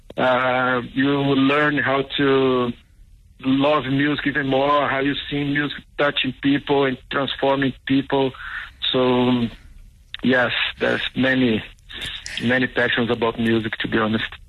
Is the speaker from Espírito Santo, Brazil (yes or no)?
yes; Cachoeiro de Itapemirim, Espírito Santo, Brazil; also born or lived in United States / Mozambique / South Africa; now in Berlin, Germany; I grew up in Brazil, in southeast of Brazil. Uh, Espírito Santo is the province, is near Rio de Janeiro.